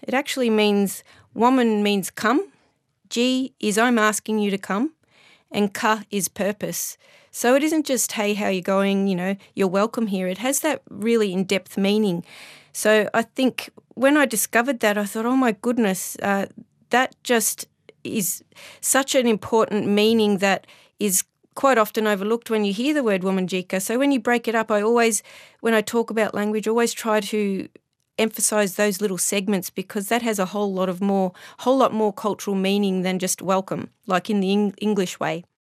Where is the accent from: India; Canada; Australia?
Australia; Melbourne, Victoria; my hometown of Melbourne